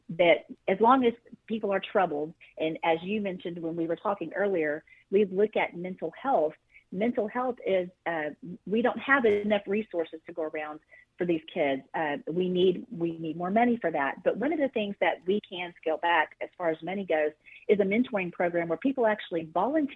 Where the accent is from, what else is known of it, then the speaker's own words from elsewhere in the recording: Texas, United States; my home state of Texas